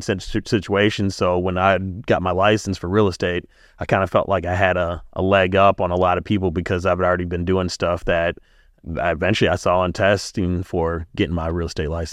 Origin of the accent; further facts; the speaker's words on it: Milwaukee, Wisconsin, United States; Growing up in Brewers Hill and being on the East Side